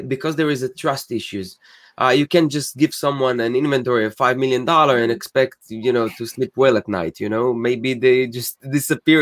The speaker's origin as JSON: {"language": "English", "country": "Israel", "also_born_or_lived": "New Jersey", "moved": "as an adult", "lives_now": "United States", "said": "I'm originally from Israel. I moved to the States eight years ago."}